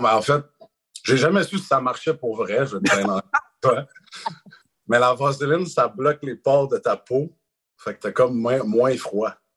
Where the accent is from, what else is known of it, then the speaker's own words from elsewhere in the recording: Quebec, Canada; je suis un petit Québécois